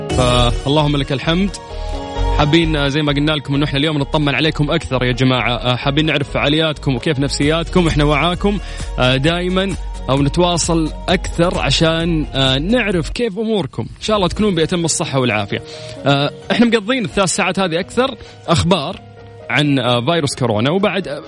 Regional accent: Riyadh, Riyadh Province, Saudi Arabia; انا من الرياض

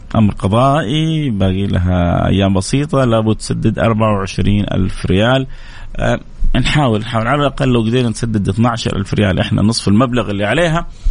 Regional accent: Jeddah, Makkah Province, Saudi Arabia; عندنا في جدة كده وفي مكة شوية أحيانا نكون حارين

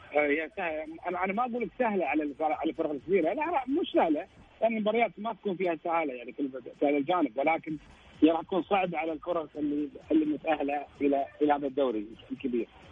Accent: Kuwait; انا كويتي

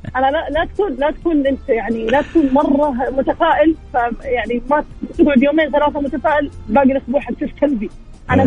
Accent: Jeddah, Makkah Province, Saudi Arabia; من جده

